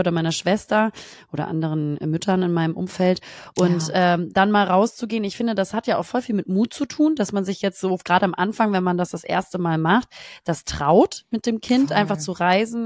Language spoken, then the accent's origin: German; Germany; als Deutsche